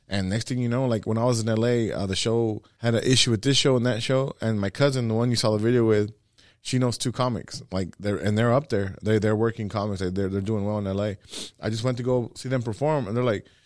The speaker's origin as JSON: {"language": "English", "town": "Los Angeles", "region": "California", "country": "United States", "tie": "born or raised there", "said": "growing up"}